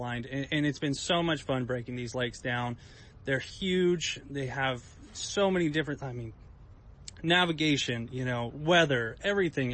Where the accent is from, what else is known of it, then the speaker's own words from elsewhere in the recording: West Coast, California, United States; growing up on the West Coast